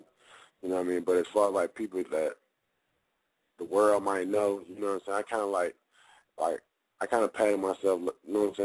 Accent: Jacksonville, Florida, United States; now in Atlanta, United States; I was born in Jacksonville

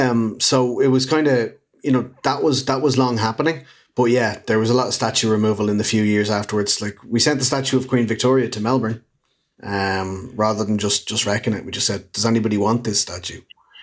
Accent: Ireland; feeds into this unfortunate partitionist mentality around a huge amount of Irish people who identify as Irish, and that we in the Republic of Ireland are actively telling them they're not.

